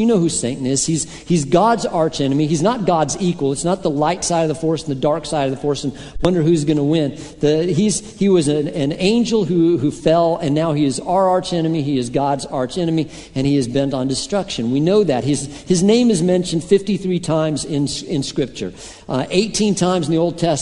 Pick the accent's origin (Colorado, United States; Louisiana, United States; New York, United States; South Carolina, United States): Colorado, United States; a lot of my friends growing up in Colorado were rock climbers